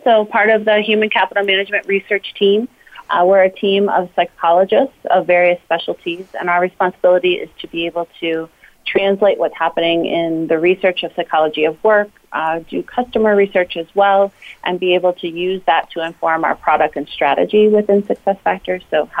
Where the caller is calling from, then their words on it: Evergreen, Colorado, United States; So I'm calling in from Evergreen, Colorado today.